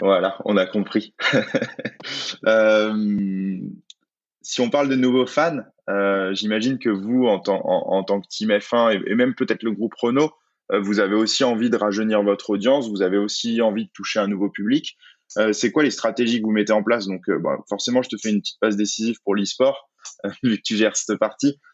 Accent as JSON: {"language": "French", "country": "France", "said": "en tant que Français"}